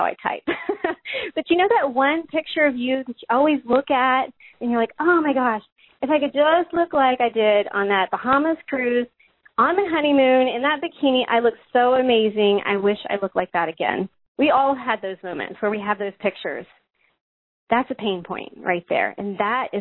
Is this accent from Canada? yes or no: no; the South, United States; I'm from the South